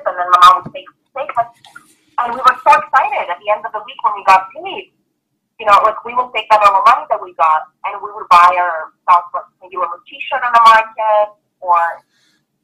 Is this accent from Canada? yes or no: no; Belgrade, Serbia; moved away; I was born in former Yugoslavia in Belgrade, which is currently Serbia